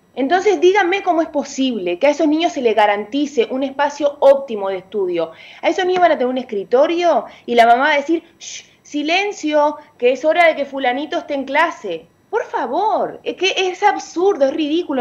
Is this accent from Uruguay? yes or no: yes; Uruguay; now in Dominican Republic; yo soy de Uruguay, dominicana, de corazón, pero eh, aplatanada, como dicen, pero uruguaya